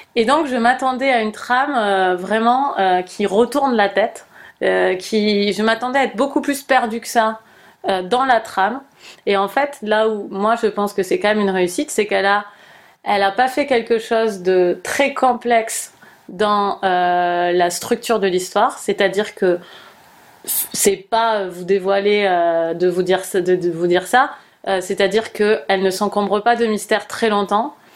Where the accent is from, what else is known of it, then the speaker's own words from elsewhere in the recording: United States; French is a second language; moved away; en tant qu'américaine euh, hmm. qui a un accent